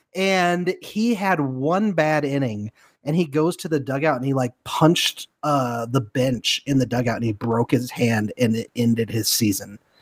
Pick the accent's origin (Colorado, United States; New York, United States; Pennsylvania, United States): Colorado, United States; Denver; I'm from Denver